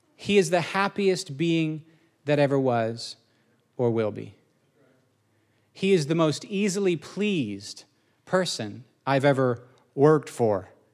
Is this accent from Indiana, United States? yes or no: yes; Indiana, United States; I grew up in Indiana